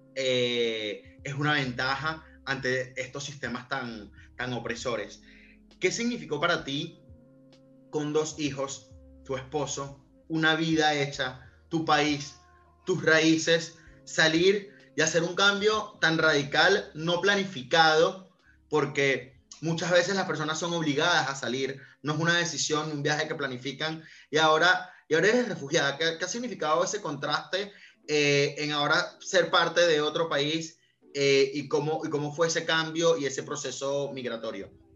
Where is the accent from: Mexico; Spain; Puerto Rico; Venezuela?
Venezuela; Yo soy venezolano